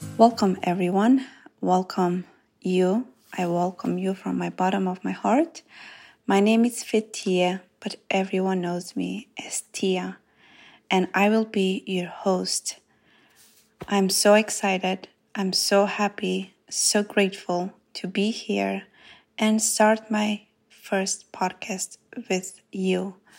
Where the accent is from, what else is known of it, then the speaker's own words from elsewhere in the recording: North Macedonia; English is a second language; moved away as an adult; now in United States; I grew up in Macedonia in a small village called Zhytosia, and I moved to United States When I was twenty years old